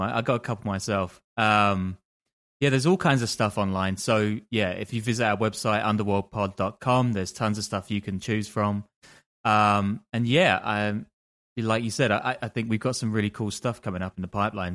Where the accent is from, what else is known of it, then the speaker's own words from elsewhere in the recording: London, United Kingdom; I'm from London